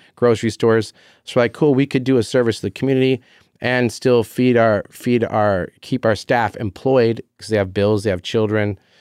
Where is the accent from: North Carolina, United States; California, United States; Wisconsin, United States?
California, United States; Carlsbad; I'm a Carlsbad kid